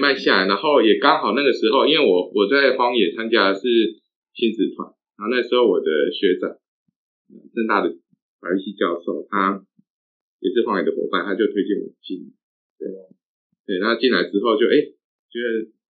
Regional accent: Taichung, Taiwan; moved away as an adult; now in Taipei, Taiwan; 我是台中人

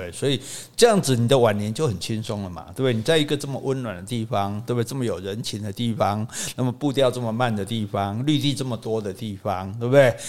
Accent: Taipei, Taiwan; 劝我，我是台北人，劝我搬来高雄

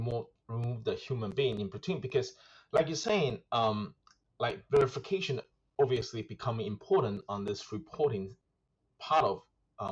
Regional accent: Melbourne, Victoria, Australia; moved away; I'm from Melbourne

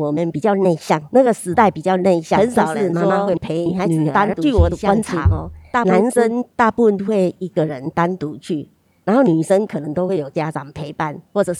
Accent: Tainan, Taiwan; 我出生到二十二岁都住在南美里，在中正路那边。

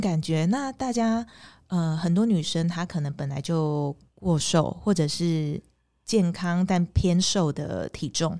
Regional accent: Pingtung County, Taiwan; 我是屏东人

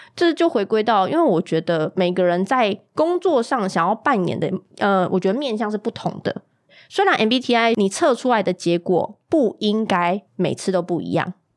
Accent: Kaohsiung, Taiwan; 我们这一群高雄人

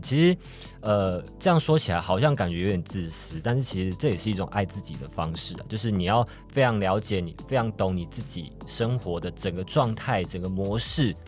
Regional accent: Taiwan; 我们现在这个就是台湾的这个疫情的期间啊，然后 我就是选择，选择回到我的老家去跟我妈妈相处

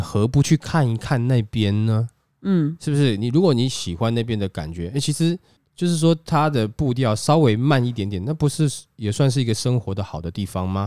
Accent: Taiwan; moved away as an adult; now in Taipei, Taiwan; 我就是新竹人啊

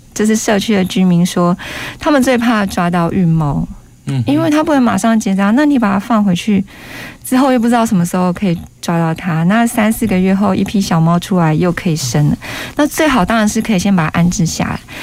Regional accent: Taiwan; 我们台湾人

